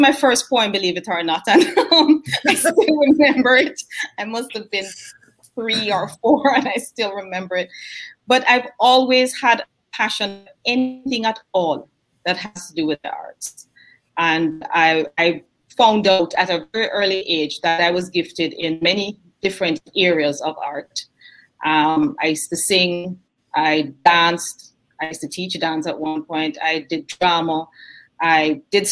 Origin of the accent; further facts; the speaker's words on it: Jamaica; moved away as an adult; also born or lived in Kingston, Jamaica / Montego Bay, Jamaica; now in United States; Born in Kingston, raised in Mandeville and Montego Bay, went back to Kingston for college